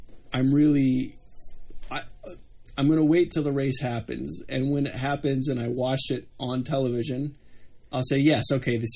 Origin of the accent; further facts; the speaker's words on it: United States; the American here